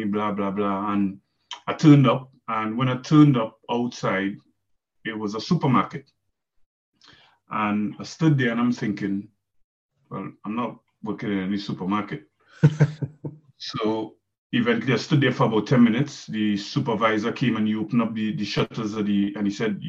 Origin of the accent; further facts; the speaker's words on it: Trinidad & Tobago; moved away as an adult; I'm from Trinidad and Tobago